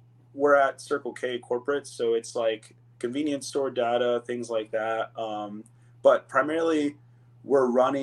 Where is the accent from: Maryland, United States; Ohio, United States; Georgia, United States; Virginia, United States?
Ohio, United States; now in Phoenix, United States; Actually was born and raised in Ohio